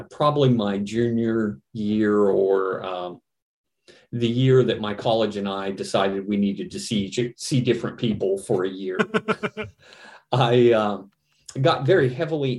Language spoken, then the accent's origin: English; Virginia, United States; came back to my home state, Virginia